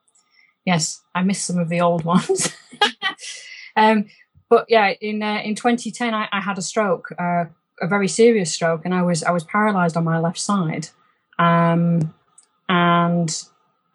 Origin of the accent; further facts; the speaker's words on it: Rochdale, North West England, United Kingdom; accent: Lancashire accent tinged by Yorkshire overtones; moved away as an adult; also born or lived in Yorkshire / Edinburgh / Scotland; now in Loch Lomond, Scotland; I grew up in Rochdale